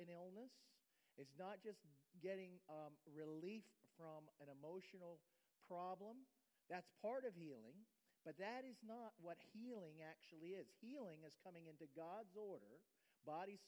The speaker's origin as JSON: {"language": "English", "region": "Ohio", "country": "United States", "tie": "born or raised there", "moved": "as an adult", "lives_now": "Florida, United States", "said": "I'm an Ohio boy"}